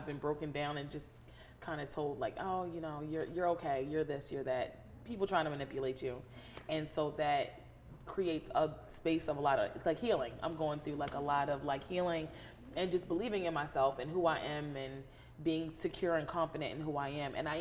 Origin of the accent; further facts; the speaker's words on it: United States; I grew up in Carroll County, a rural suburb, but I was brought to the city to get my education